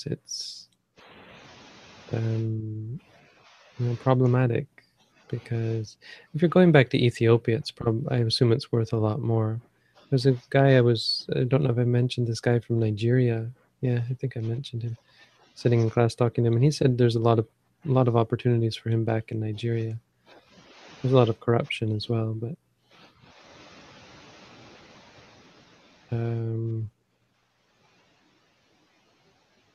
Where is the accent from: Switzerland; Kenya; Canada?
Canada; now in Thailand